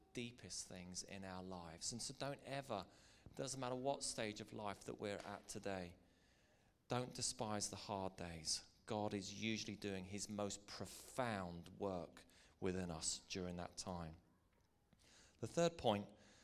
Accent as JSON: {"language": "English", "region": "Northern Ireland", "country": "United Kingdom"}